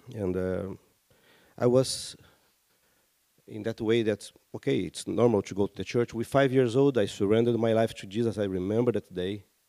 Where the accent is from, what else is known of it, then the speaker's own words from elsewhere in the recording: Rio de Janeiro, Brazil; I come from Rio de Janeiro, my, my city